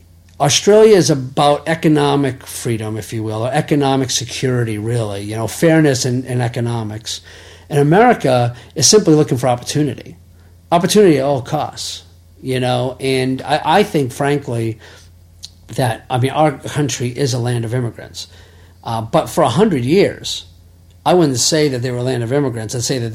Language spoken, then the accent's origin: English; New England, United States; born there; than the fact that I was born in New England and we decided to live there.